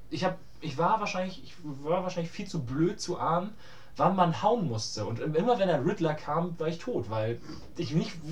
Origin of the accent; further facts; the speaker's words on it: Hamburg, Germany; Ich bin in Hamburg groß geworden.